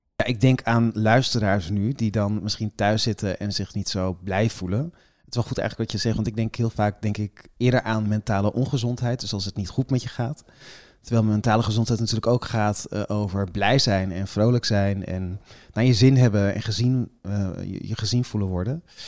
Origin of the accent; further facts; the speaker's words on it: Friesland, Netherlands; now in Amsterdam, Netherlands; ik woon in Amsterdam, ik ben geboren in Friesland